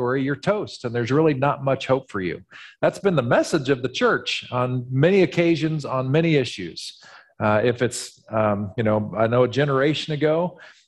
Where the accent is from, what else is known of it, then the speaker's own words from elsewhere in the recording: Missouri, United States; being from Missouri has its limits. Missouri is known as the show me state. I was born in Missouri, literally.